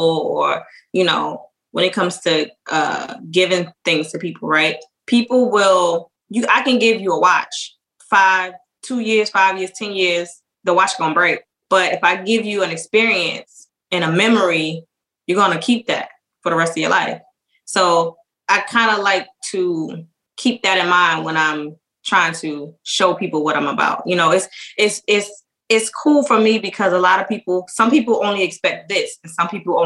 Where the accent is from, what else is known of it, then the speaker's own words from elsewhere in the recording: New York City, New York, United States; I'm from Brooklyn, so I got to perform at the Barclays Center.